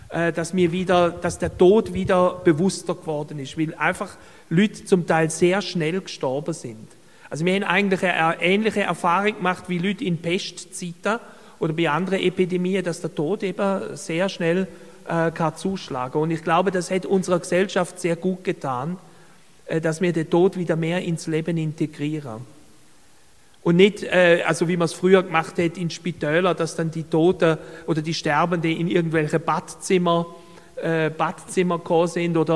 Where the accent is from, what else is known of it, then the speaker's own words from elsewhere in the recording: Baden-Württemberg, Germany; ich möchte dazu ein Beispiel geben aus Deutschland, wo ich herkomme komme aus Baden-Württemberg